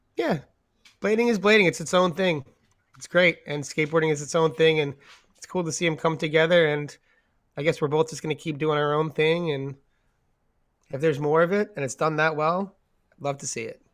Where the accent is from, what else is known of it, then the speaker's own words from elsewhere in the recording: New York, United States; moved away; also born or lived in San Diego / San Francisco; growing up in New York